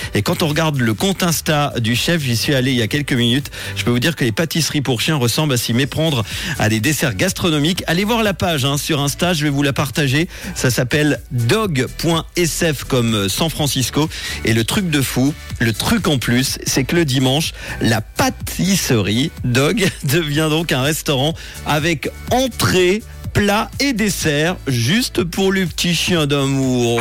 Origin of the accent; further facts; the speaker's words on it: Switzerland; chez nous, en Suisse